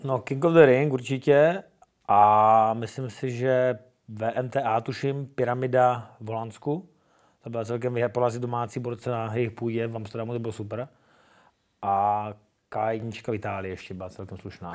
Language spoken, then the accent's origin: Czech; Brno, South Moravian Region, Czechia; Jsem hrdý Čech, jsem hrdý Brňák, přesně tak. Mám to rád, své město